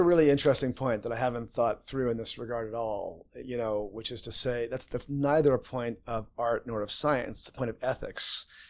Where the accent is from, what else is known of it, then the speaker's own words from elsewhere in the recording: Winnipeg, Manitoba, Canada; growing up in Winnipeg